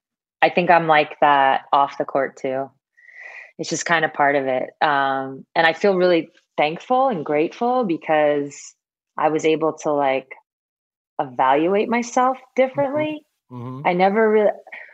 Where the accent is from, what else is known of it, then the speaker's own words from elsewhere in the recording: Syosset, New York, United States; So Syosset is just like a suburb of New York City on Long Island. We're about, I don't know, 30, 45 minute drive from Manhattan.